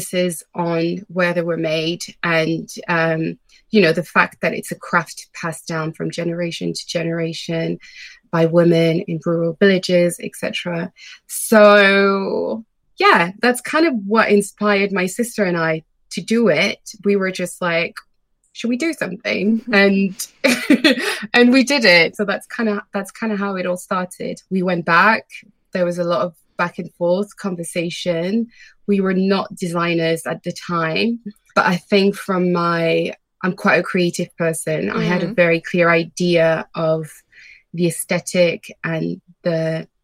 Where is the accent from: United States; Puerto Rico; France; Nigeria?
France; Paris, Île-de-France; moved away as an adult; also born or lived in Senegal; now in London, United Kingdom; I was actually born and raised in Paris, in France